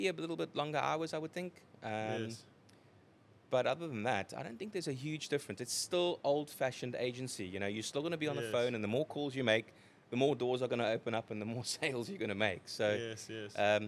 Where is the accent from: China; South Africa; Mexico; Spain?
South Africa; Cape Town, Western Cape; accent: Cape Townian; moved away as an adult; also born or lived in United Kingdom; now in Cape Town, South Africa; I was raised and born up in Cape Town